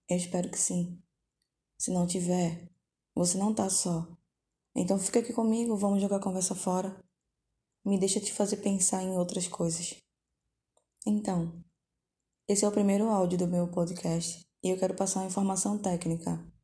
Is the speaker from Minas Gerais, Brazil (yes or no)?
no; Recife, Pernambuco, Brazil; moved away as an adult; now in Rio de Janeiro, Brazil; é, sou natural de Recife, Pernambuco. Atualmente moro no, com meu irmão aqui no Rio de Janeiro, fazem três anos mais ou menos.